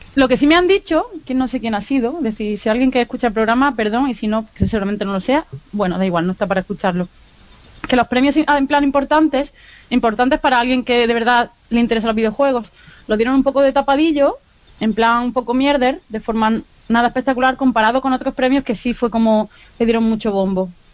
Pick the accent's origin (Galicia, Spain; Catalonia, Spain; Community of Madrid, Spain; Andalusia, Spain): Andalusia, Spain; Granada; accent: Andalusian; moved away as an adult; also born or lived in Málaga; now in Bilbao, Spain; Pero soy de Granada, llevo toda la vida viviendo en Granada, antes de lo de Málaga, y ahora vivo en Bilbao, pero intento mantener mi acento andaluz.